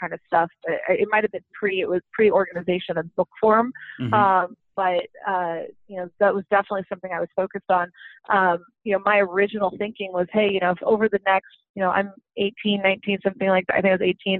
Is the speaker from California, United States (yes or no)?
yes; California, United States; also born or lived in Arizona; I grew up in California